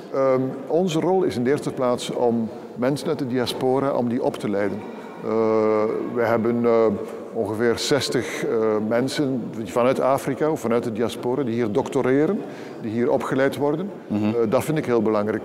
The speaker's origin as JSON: {"language": "Dutch", "country": "Belgium", "said": "we als Belgen"}